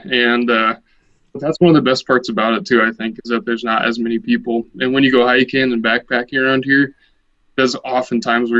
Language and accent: English; Rapid City, South Dakota, United States; Well, I'm from South Dakota. I'm from Rapid City, South Dakota.